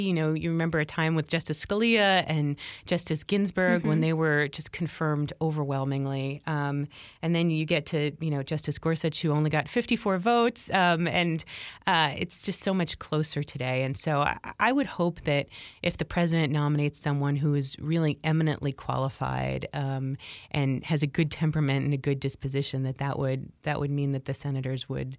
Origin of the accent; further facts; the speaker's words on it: New Jersey, United States; as I grew up in New Jersey.